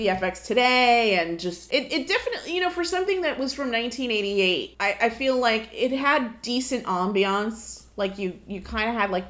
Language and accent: English; New York City, New York, United States; us growing up in larger cities. I mean, you're from Brooklyn, I'm from Brooklyn. We had New York right across the river